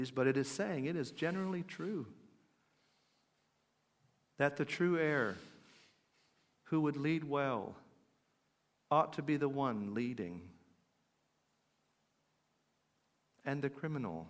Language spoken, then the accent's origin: English; United States; I'm an American